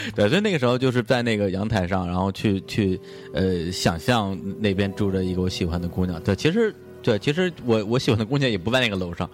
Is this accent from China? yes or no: yes; Beijing, China; 因为我们正好在北京长大嘛